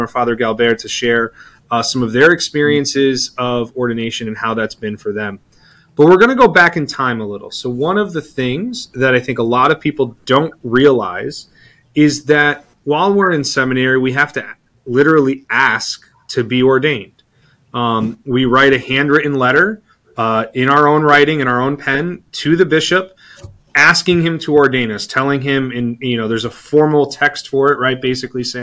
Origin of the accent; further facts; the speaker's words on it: Naugatuck, Connecticut, United States; my parish, I grew up in Naugatuck